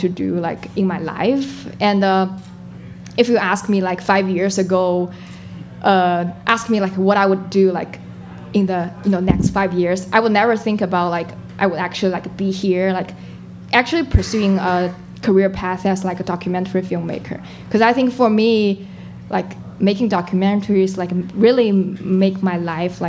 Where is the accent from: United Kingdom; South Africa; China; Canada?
China; moved away as an adult; now in United States; I was born and raised in China and I finished my college in China